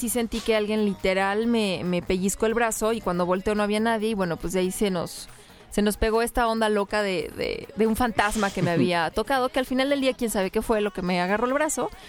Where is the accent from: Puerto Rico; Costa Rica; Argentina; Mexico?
Puerto Rico; yo soy de Puerto Rico.